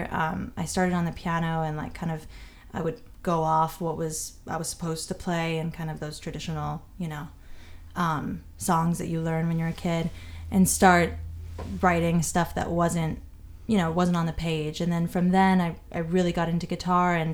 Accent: London, United Kingdom; also born or lived in New York, United States / Barcelona, Spain / Munich, Germany; I was born in New York. My family's Spanish and from a lot of places, and I ended up growing up mostly in London and Barcelona and in Munich, Germany, randomly.

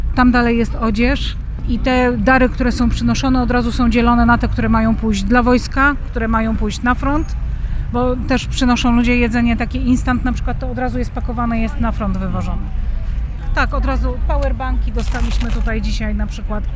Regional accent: Poland; jestem Polką

